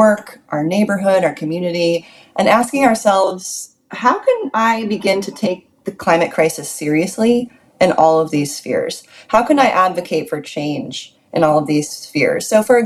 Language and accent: English; United States; as an American